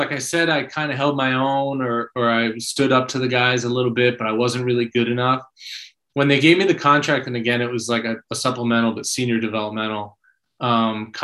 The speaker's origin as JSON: {"language": "English", "town": "Philadelphia", "region": "Pennsylvania", "country": "United States", "tie": "born or raised there", "said": "growing up in Philadelphia"}